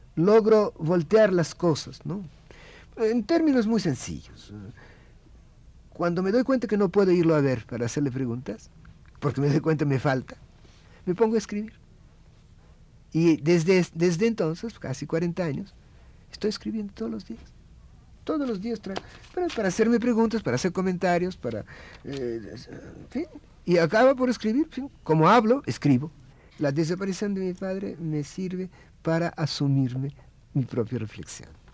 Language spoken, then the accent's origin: Spanish; Russia; Spanish is a second language; now in Mexico; Yo soy el único ruso vestido de ruso eh, aquí y en Rusia